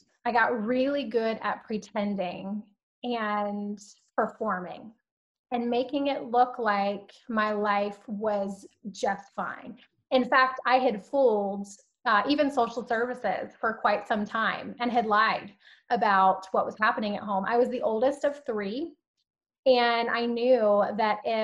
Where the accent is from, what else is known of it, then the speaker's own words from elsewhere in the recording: Alabama, United States; also born or lived in San Diego, California; now in Southern California, United States; I was born in San Diego, but I was actually raised in Alabama.